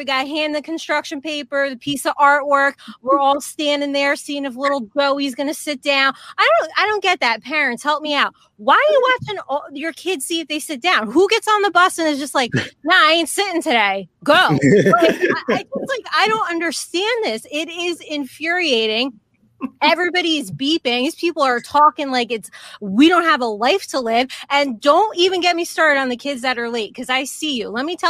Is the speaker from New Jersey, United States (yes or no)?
yes; New Jersey, United States; I'm from Jersey or the Garden State.